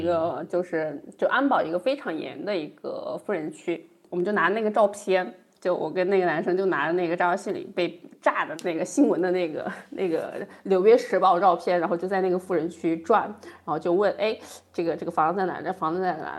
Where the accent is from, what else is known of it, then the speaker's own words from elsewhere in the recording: Chongqing, China; 我老家重庆